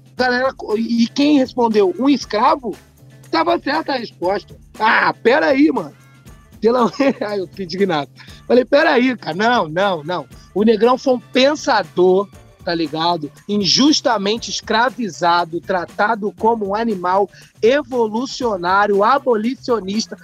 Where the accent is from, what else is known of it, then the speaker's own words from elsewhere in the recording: São Paulo, Brazil; eu sou nascido criado na Bela Vista